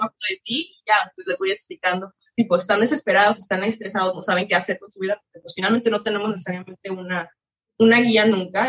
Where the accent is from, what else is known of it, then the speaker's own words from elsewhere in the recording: Mexico; moved away as an adult; now in France; yo de todas formas siendo mexicana